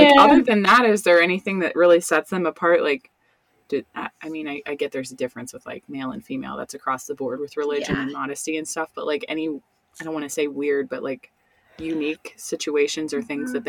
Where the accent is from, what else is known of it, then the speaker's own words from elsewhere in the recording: Northeast Ohio, United States; I grew up in Northeast Ohio